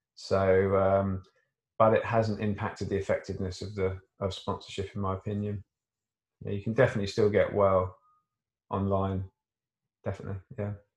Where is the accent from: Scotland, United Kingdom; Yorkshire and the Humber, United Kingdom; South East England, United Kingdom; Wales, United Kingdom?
South East England, United Kingdom; Surrey; I come from Surrey